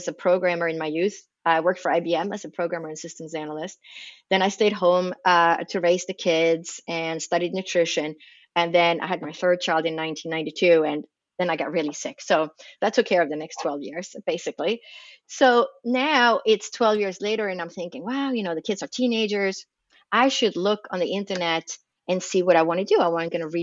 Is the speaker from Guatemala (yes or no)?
no; Sweden; moved away as an adult; now in United States; I was raised in Sweden, in Scandinavia